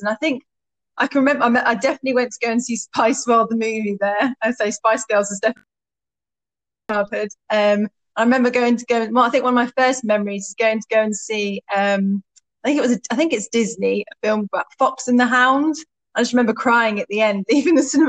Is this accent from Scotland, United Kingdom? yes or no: no; Stowmarket, East of England, United Kingdom; moved away as an adult; also born or lived in Ipswich; I grew up in Stowmarket